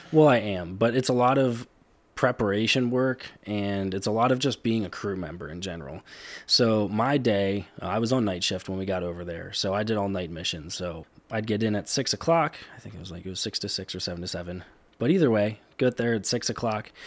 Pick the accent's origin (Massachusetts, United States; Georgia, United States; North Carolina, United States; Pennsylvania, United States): Pennsylvania, United States; Cleona; I did grow up in Cleona my whole life